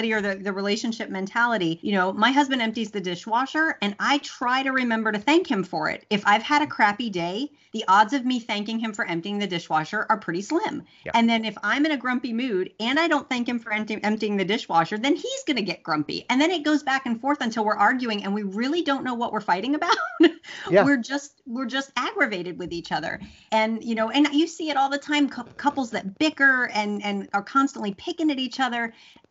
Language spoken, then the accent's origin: English; Louisiana, United States; I'm Southern. Southern, and I was raised in Louisiana